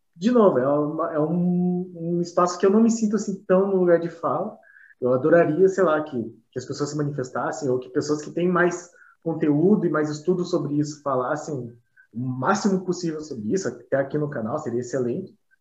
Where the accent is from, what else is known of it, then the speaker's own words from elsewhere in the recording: Curitiba, Paraná, Brazil; nós somos do, de Curitiba